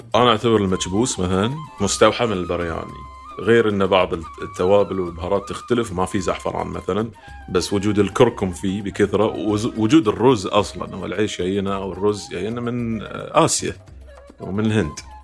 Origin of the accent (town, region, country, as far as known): Bahrain